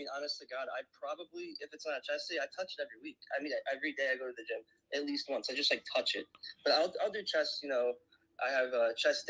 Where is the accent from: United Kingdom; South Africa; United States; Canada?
United States; Chicago, Illinois; I'm from the Chicago area.